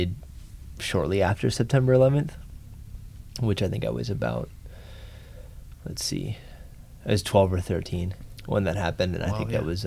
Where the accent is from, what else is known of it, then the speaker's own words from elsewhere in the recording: Malibu, California, United States; moved away as an adult; I grew up in Malibu, California